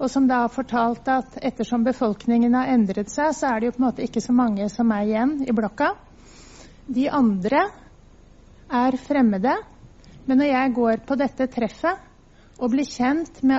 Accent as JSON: {"language": "Norwegian", "country": "Norway", "said": "Nordmenn er jo litt spesielle. Altså, er, altså jeg er norsk, da."}